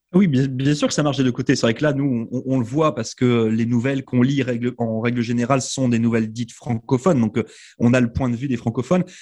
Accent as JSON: {"language": "French", "region": "Quebec", "country": "Canada", "tie": "born or raised there", "also_born_or_lived": "New Brunswick", "moved": "yes", "said": "je suis née au Québec"}